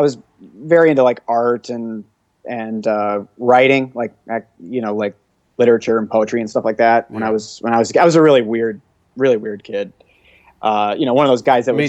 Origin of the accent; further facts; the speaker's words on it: Syracuse, New York, United States; I grew up in Syracuse, New York, which is in the central New York area, right smack dab in the middle of New York State